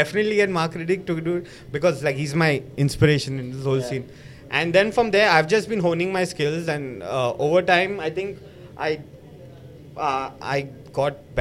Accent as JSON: {"language": "English", "town": "Mumbai", "region": "Maharashtra", "country": "India", "said": "I'm a boy from Mahakali"}